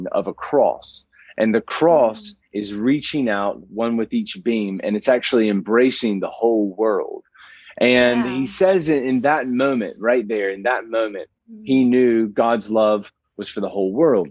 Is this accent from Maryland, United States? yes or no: no; Montgomery, Alabama, United States; moved away as an adult; also born or lived in Raleigh, North Carolina; now in London, United Kingdom; I was born and raised in Montgomery, Alabama